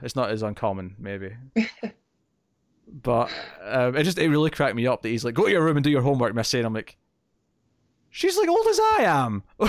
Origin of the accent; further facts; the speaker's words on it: Scotland, United Kingdom; I'm from Scotland.